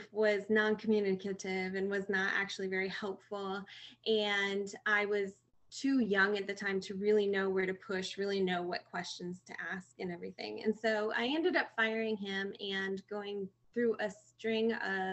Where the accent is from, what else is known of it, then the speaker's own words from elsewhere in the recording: Michigan, United States; moved away as an adult; now in California, United States; I am originally from Michigan and have moved out to California for the last 4 years now